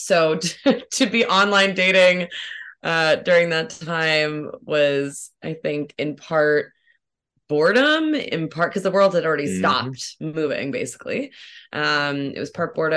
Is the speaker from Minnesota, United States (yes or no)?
no; California, United States; moved away as an adult; now in New York, United States; raised in California